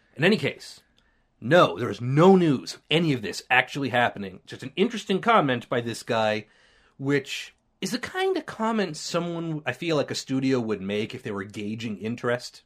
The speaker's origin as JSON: {"language": "English", "country": "Canada", "said": "we're Canadian"}